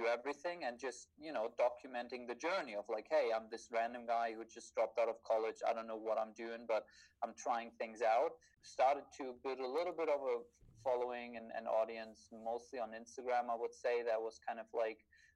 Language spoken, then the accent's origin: English; Germany; moved away as an adult; also born or lived in New York; flown back to Germany, to my hometown